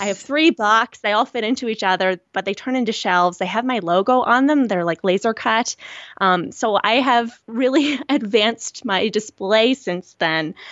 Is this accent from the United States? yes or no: no; rural Nova Scotia, Canada; I'm from a very rural area in Nova Scotia. I'm, I'm Canadian